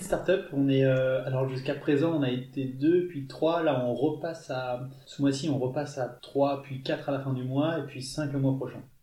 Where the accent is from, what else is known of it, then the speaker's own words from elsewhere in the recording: Toulon, Provence-Alpes-Côte d'Azur, France; moved away as an adult; also born or lived in India; now in Grenoble, France; Moi, j'ai grandi en Provence, euh, du côté de Toulon, sur les hauteurs de Toulon